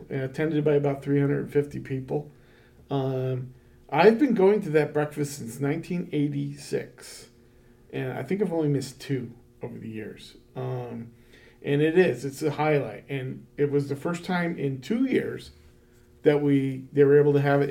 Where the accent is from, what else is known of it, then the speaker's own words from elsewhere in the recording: Rochester, New York, United States; now in Morrisonville, United States; I grew up in Rochester in a big Italian neighborhood